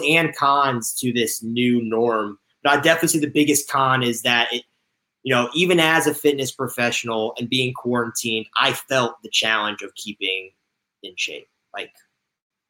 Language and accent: English; Connecticut, United States; moved away as an adult; also born or lived in Indiana; now in Los Angeles, United States; I'm originally from Connecticut and I went to school in Indiana.